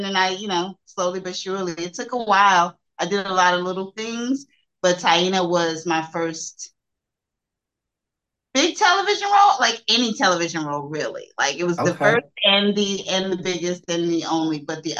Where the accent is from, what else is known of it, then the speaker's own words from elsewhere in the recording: Germany; born there; also born or lived in Turkey / Saudi Arabia; I'm a military brat, so. Yeah, I was born in Germany, but I lived in Turkey and Saudi Arabia.